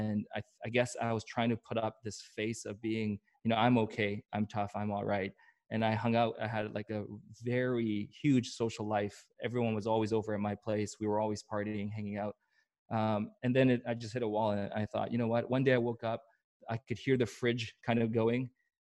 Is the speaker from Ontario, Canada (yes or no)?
no; Vancouver, British Columbia, Canada; also born or lived in Seoul, South Korea / Atlanta, United States / Tampa, United States; I grew up here in Vancouver, but I also moved around tons.